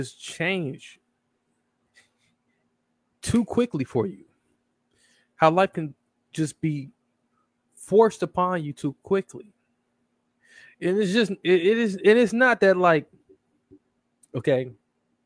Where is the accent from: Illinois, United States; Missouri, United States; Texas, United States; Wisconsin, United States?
Wisconsin, United States; Milwaukee; Returning back to Milwaukee, Wisconsin, my hometown, from overseas